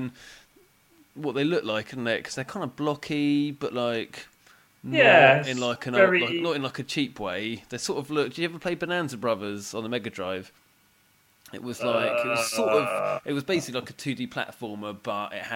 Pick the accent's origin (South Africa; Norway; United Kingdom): United Kingdom; Basingstoke, South East England; we're from Basingstoke.